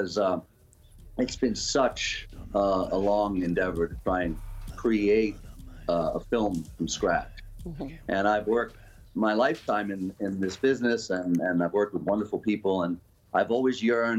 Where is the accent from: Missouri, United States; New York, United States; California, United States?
New York, United States; New York City; I'm a New Yorker. You know, this is a wonderful city, but I grew up through the 70s, 80s, and 90s